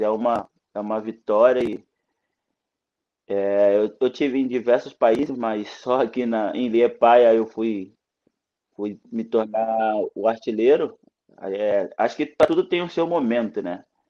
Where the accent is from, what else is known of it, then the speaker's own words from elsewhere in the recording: Brazil; moved away; also born or lived in Croatia; Eu não sabia escrever quando eu saí do Brasil